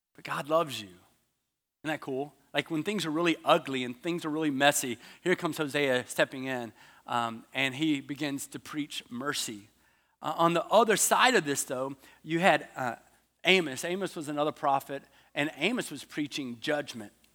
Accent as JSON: {"language": "English", "country": "United States", "said": "I'm from America. There's no way you think I'm Australian."}